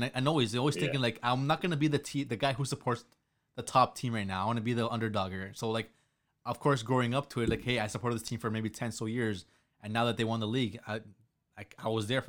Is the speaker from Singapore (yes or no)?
no; Toronto, Ontario, Canada; I'm from Toronto, Canada